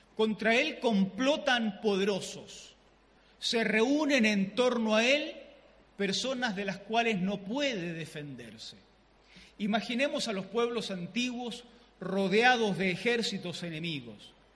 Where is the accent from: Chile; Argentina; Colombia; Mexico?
Chile; southern Chile; yo soy el chileno típico